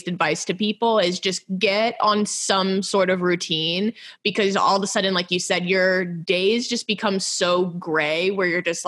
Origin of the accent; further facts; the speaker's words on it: Texas, United States; moved away; I'm originally from Texas